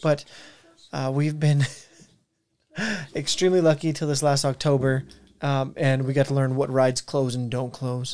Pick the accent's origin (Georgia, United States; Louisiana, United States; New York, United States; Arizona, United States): Arizona, United States; we're from Arizona